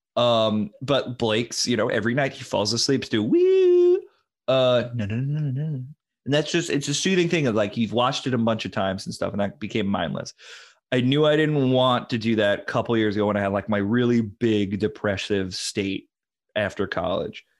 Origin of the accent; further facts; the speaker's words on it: New London, Connecticut, United States; I grew up near in New London